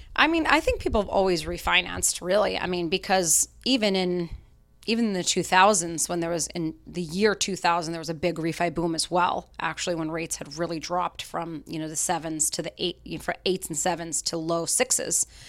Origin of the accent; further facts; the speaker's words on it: Salt Lake City, Utah, United States; moved away as an adult; now in Boston, United States; I grew up in Salt Lake City, Utah